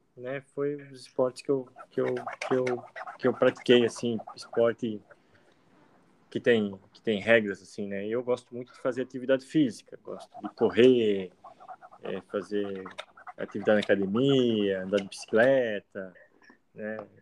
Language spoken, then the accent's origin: Portuguese; Blumenau, Santa Catarina, Brazil; Eu participei do Campeonato Catarinense Juvenil, por um clube de Blumenau, onde eu nasci.